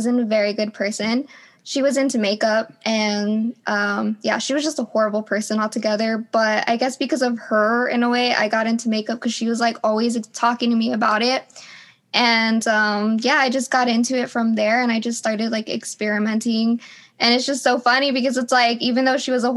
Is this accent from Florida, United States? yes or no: no; The Valley, South Texas, United States; I'm from The Valley, or, like, South Texas, or close to San Antonio